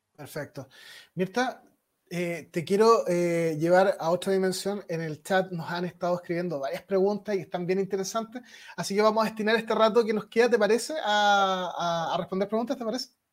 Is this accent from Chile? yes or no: yes; Chile; pueblo chileno, mi pueblo por supuesto